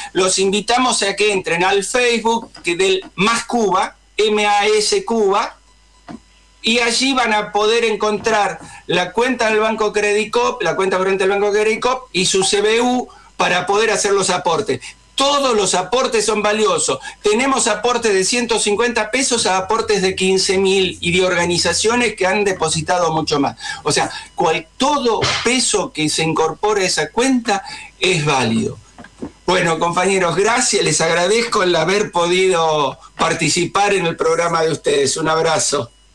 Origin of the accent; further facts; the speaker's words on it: Argentina; nosotros argentinos